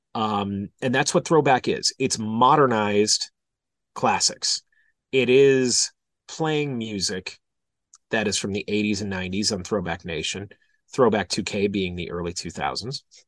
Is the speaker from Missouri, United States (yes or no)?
no; Milwaukee, Wisconsin, United States; moved away as an adult; also born or lived in Des Moines / Kansas City; went to, uh, Entercom in two thousand six in Milwaukee, in my hometown